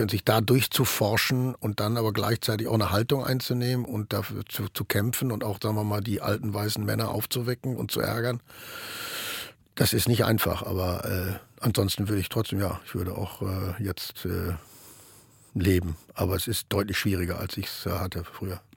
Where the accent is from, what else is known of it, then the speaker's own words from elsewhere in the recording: Ruhr area, North Rhine-Westphalia, Germany; moved away as an adult; now in Berlin, Germany; bei uns im Ruhrgebiet